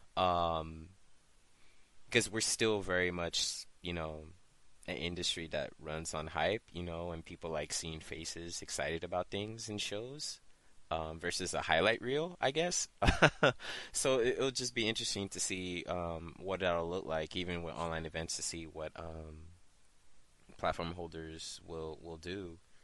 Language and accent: English; United States; speaking as an American